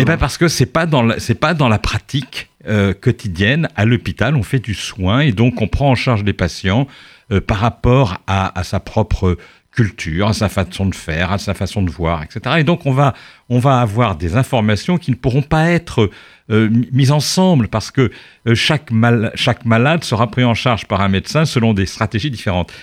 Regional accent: Charente, Nouvelle-Aquitaine, France; now in Paris, France; la Charente, d'où je viens

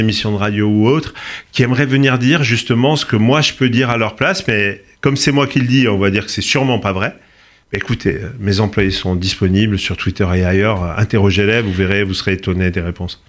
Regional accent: Corsica, France; je suis corse

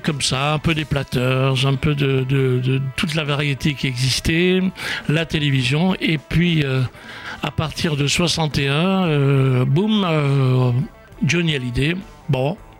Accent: Oran, Oran Province, Algeria; quand j'étais gamin euh, en Algérie, à Oran

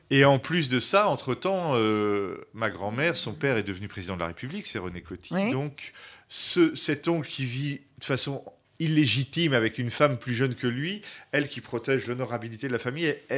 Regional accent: Le Havre, Normandy, France; also born or lived in Vosges; now in Paris, France; j'ai grandi euh, au Havre, en Normandie

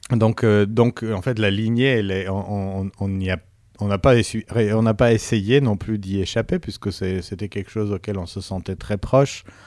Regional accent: Yerevan, Armenia; moved away; also born or lived in Paris; la classe parallèle à la mienne, euh, à l'école euh, Tchaïkovski à, Yerevan

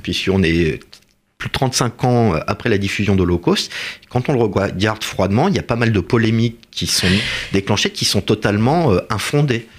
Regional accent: France; Nous sommes français

